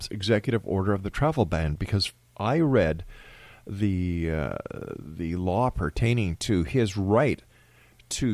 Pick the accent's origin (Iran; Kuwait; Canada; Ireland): Canada; I'm talking as a Canadian here in Canada